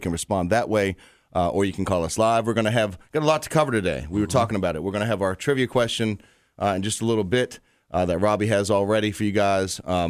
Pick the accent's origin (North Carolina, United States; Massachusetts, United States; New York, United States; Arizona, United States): Massachusetts, United States; Boston; now in Richmond, United States; I'm from Boston, so I'm city boy at the beginning. Don't hate me, Richmond, because I was young when I came down here. This is Boston's my original home, but this is my real home.